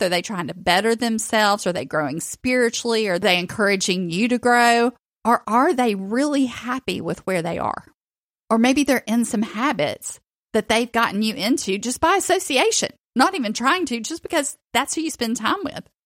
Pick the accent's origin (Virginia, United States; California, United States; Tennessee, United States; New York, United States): Tennessee, United States; Chattanooga; moved away as an adult; now in Florida, United States; I grew up in Chattanooga